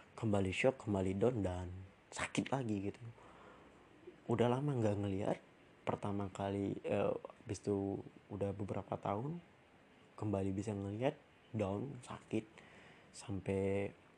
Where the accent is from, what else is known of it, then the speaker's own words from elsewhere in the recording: Pekanbaru, Riau, Indonesia; also born or lived in Jakarta; daerah asalku ya, itu di Riau, di Kota Pekanbaru